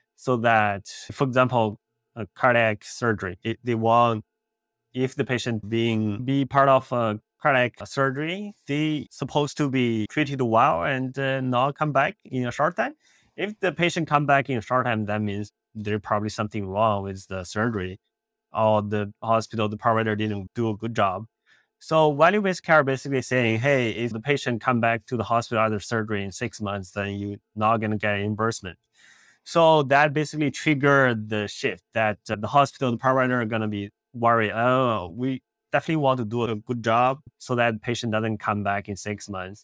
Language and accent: English; Beijing, China; moved away as an adult; also born or lived in India; now in Los Angeles, United States; I grew up in Beijing, China. I, uh, did my high school, college there